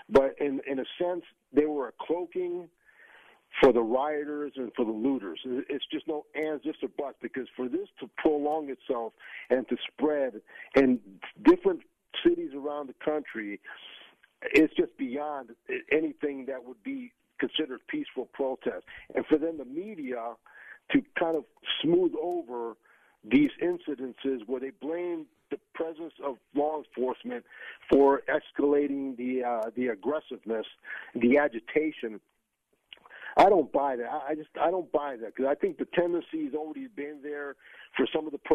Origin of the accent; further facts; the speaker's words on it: Northeast, United States; now in Tampa, United States; growing up in the Northeast